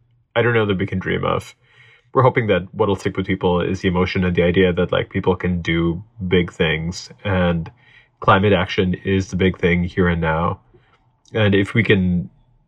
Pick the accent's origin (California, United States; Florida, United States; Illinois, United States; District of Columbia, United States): California, United States; San Francisco Bay Area; I grew up in the San Francisco Bay Area